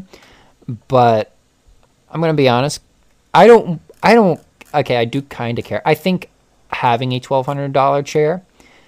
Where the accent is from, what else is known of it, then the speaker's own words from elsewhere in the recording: United States; growing up around Amish country